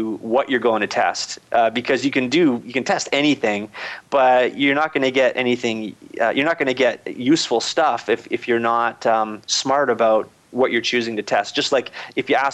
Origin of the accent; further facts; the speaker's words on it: Canada; I'm Canadian